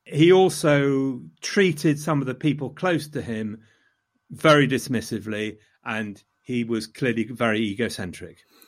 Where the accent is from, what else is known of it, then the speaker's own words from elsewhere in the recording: Loughborough, East Midlands, United Kingdom; I come from Loughborough